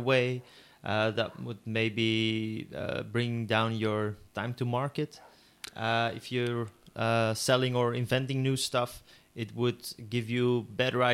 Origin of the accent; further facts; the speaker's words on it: Antwerp, Flanders, Belgium; I am from Antwerp, and you know what they say about people from Antwerp